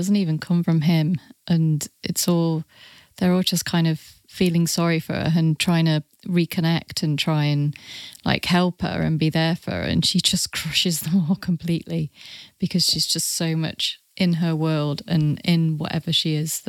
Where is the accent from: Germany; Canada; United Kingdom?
United Kingdom; Burton upon Trent, West Midlands; Burton. The first time I saw this, I had to return to Burton for work and kind of like personal life reasons.